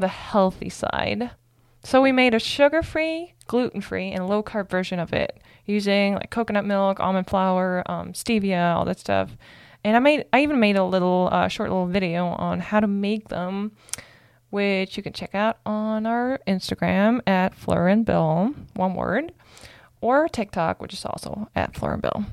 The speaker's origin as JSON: {"language": "English", "country": "Germany", "moved": "yes", "said": "I'm from Germany"}